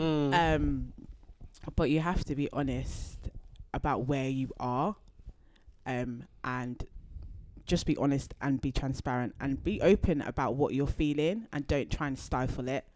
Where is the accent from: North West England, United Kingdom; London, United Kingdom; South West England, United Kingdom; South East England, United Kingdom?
London, United Kingdom; I grew up in Deptford